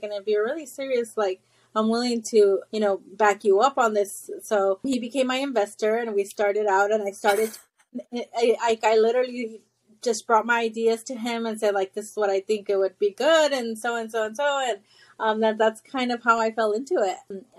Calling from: Houston, Texas, United States; I am in Houston, Texas.

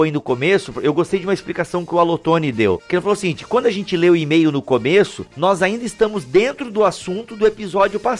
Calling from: Vespasiano, Minas Gerais, Brazil; Sou de Vespasiano, Minas Gerais, ouvinte assíduo de podcast.

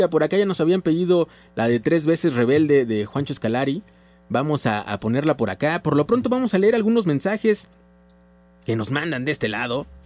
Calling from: Iztacalco, Mexico City, Mexico; De Iztacalocos. De Iztacalocos.

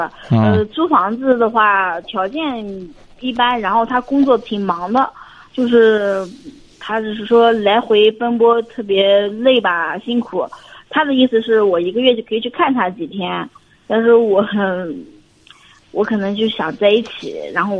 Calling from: Anhui, China; 我在本着我在安徽，我们安徽这边上班。

